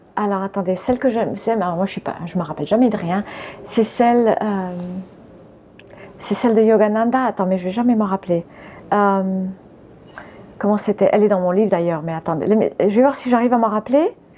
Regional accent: France; French is a second language; also born or lived in United States / Spain; j'étais américaine quand je suis arrivée en France. Donc déjà, je ne parlais pas français. Et j'ai commencé à aller à l'école. Je ne sais plus à quel âge on va à l'école, mais j'avais 4 ans quand on est arrivé

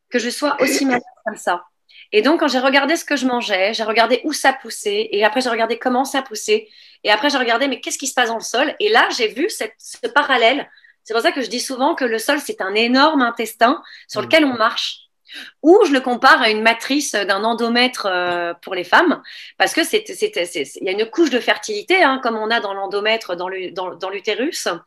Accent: France; born there; also born or lived in Niger; et puis, donc, je suis née en France. Et euh, à partir de là, en fait, vu que mon père était militaire, eh bien, j'ai toujours voyagé.

